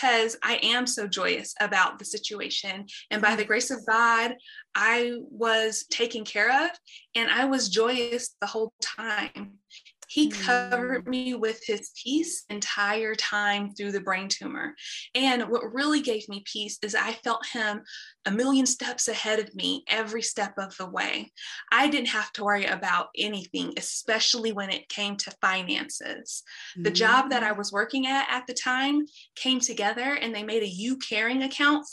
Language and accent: English; Dallas, Texas, United States; I'm born and raised in Dallas, Texas